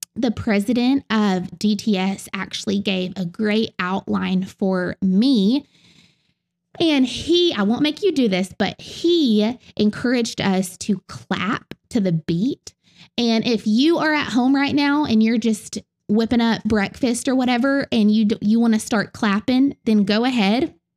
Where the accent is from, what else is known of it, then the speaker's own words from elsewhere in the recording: the South, United States; accent: southern; in my southern accent